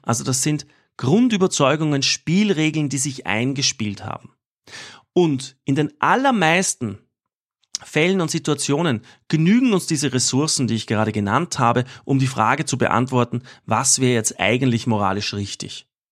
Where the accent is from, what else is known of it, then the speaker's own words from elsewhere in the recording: Austria; als, als Österreicher